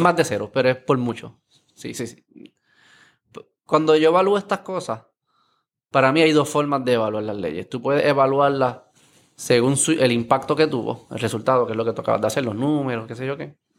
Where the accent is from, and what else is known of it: Puerto Rico